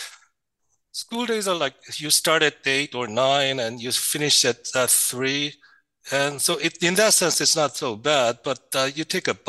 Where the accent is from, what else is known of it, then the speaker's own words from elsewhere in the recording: Seoul, South Korea; moved away; So I grew up in Seoul, Korea, and it was not a very it was a very typical childhood in South